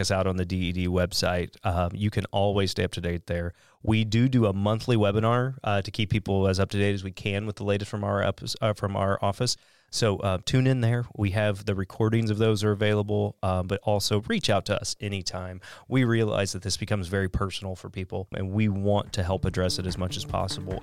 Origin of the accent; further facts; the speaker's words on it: Southeast Missouri, United States; I grew up in Southeast Missouri